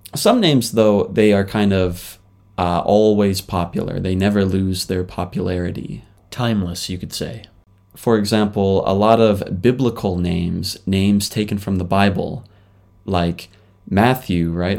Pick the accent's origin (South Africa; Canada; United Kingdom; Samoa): Canada; moved away as an adult; now in Japan; I'm a Canadian living in Japan.